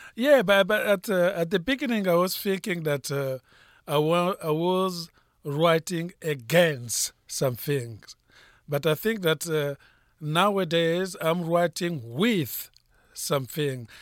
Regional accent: Republic of the Congo; English is a second language; moved away as an adult; also born or lived in France / United States; now in Los Angeles, United States; I was born in Africa, in Congo-Brazzaville, uh, speaking French of Edo. I, uh, went to school of Edo, and then I went to France

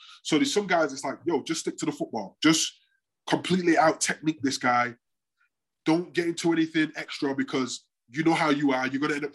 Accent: Manchester, North West England, United Kingdom; moved away; also born or lived in Florida; growing up in Longside

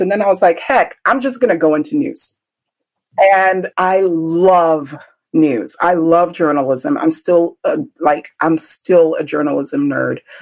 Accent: Benin City, Edo, Nigeria; moved away; go back home to Nigeria because that's where I'm from. I was born in Benin

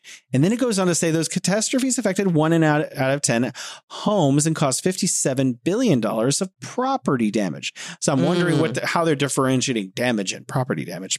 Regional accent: United States; moved away; as an American, I care about our economy.

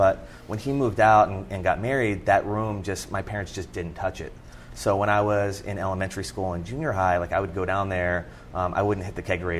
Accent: Churchville, Pennsylvania, United States; accent: Philadelphia; So I grew up in Churchville, Pennsylvania, which is about 20 miles outside of Philadelphia. Somehow I managed to shake the Philadelphia accent when I got ridiculed in college.

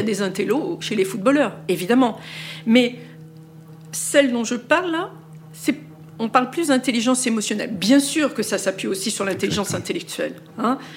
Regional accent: France; chez nous, en France

